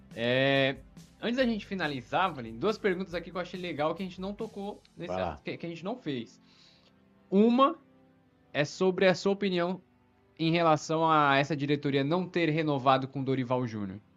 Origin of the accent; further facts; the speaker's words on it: São Paulo, Brazil; accent: paulista; Meu sotaque, meu, sotaque, meu sotaque é paulista, meu sotaque é paulista